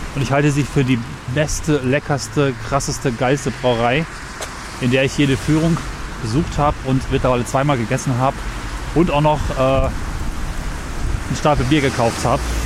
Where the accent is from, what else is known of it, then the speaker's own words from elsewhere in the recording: Northern Germany, Germany; als Norddeutscher